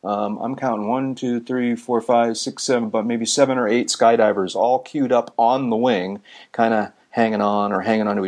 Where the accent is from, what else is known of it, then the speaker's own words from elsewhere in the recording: Boston, Massachusetts, United States; I'm from Boston